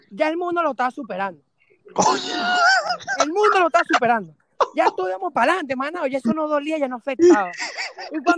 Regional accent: San Felipe, Yaracuy, Venezuela; now in Utah, United States; yo vengo de San Felipe, mano, lo mío es sol y lluvia, relajado.

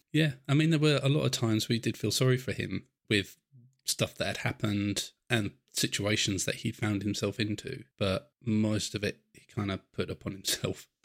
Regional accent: England, United Kingdom; I'm English. I'm in England

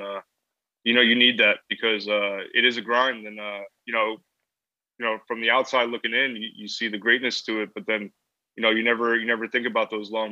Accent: Rockland County, New York, United States; first language English; moved away as an adult; also born or lived in Puerto Rico (ancestry); now in High Point, United States; I'm from Rockland County

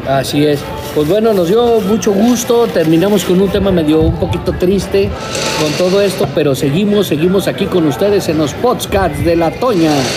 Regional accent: Veracruz, Mexico; Yo, soy del puerto de Veracruz

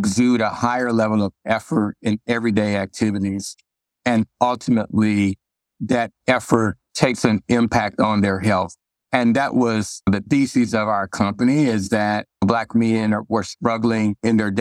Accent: Arkansas, United States; moved away; I'm originally from Arkansas

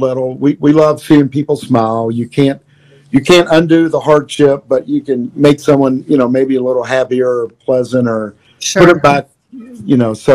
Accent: Louisville, Kentucky, United States; I'm from Louisville. 502 is our area code.

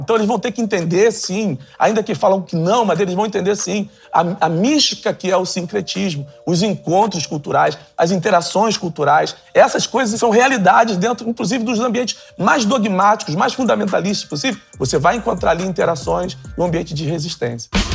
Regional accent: São Gonçalo, Rio de Janeiro, Brazil; A mães e pais de santos que acolheram a minha família nos barracões, é, que foram. É, que eram as grandes ágoras das favelas da, da, da década de 60 e 70, ali em São Gonçalo, que davam comida pra gente.

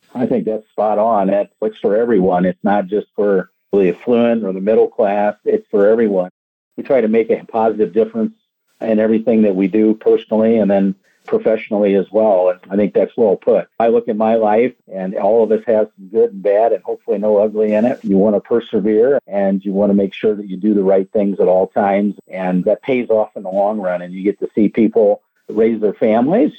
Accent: Indiana, United States; moved away as an adult; now in Florida, United States; I grew up in Indiana and moved down to Florida here about 13 years ago

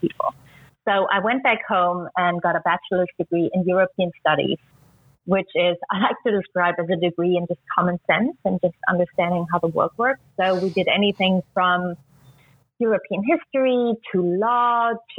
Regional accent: East Germany, Germany; moved away; I was born and raised in East Germany

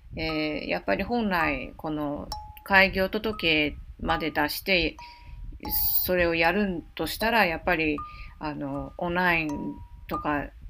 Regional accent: Taipei, Taiwan; now in Osaka, Japan; 台北、台湾台北の中心部生まれ育ちなので

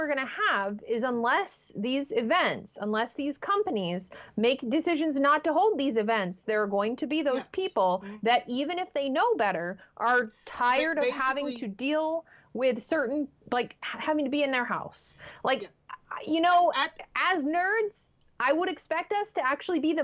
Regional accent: United States; we as an American society

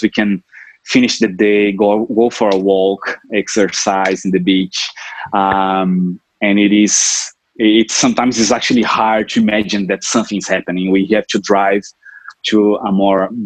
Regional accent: Brazil; moved away as an adult; also born or lived in Europe / Sunshine Coast, Australia; now in Noosa, Australia; I'm originally from Brazil, where I grew up and spent most of my time there

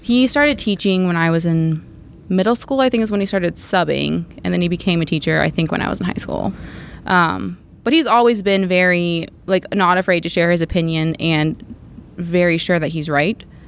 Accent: Crestwood, Kentucky, United States; also born or lived in Bowling Green; I grew up in Crestwood

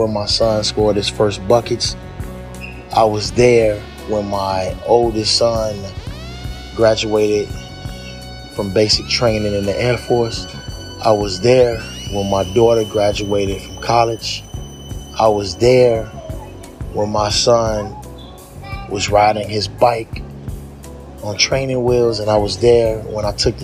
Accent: Chicago, Illinois, United States; I'm a filmmaker from Chicago

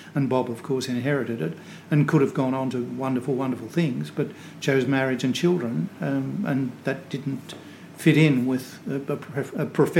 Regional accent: Creswick, Victoria, Australia; now in Ballarat, Australia; I was born in Creswick.

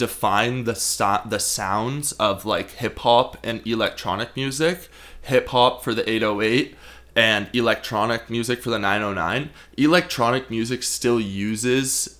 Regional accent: Guelph, Ontario, Canada; now in Nelson, Canada; I grew up in Guelph, Ontario

